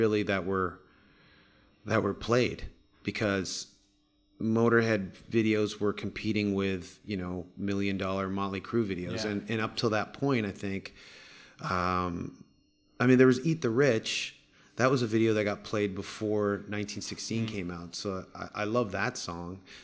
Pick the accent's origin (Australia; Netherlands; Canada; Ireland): Canada; I grew up in Canada